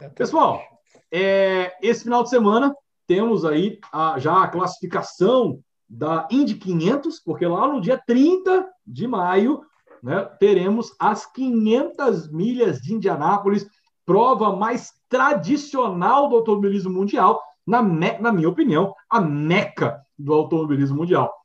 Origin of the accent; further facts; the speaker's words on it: Brasília, Federal District, Brazil; nós somos de Brasília